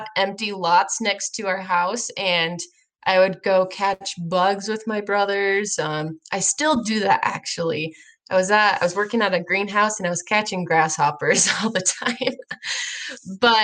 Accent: Idaho, United States; I'm from Idaho

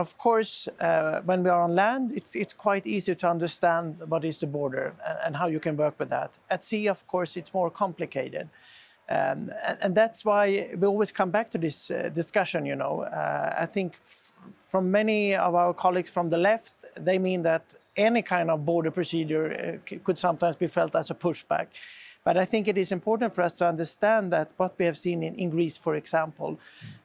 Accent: Sweden; my home country in Sweden

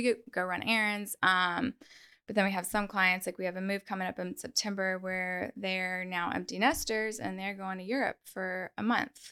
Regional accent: North Shore, Louisiana, United States; I'm born and raised on the North Shore

